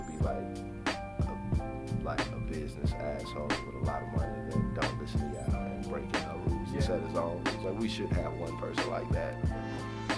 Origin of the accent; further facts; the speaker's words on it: the South, Southern United States, United States; growing up in Southern culture